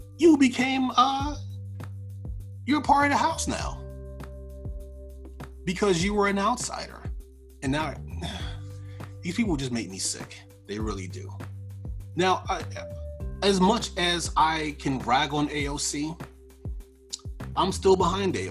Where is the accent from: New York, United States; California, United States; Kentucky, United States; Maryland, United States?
New York, United States; Freeport; my hometown of Freeport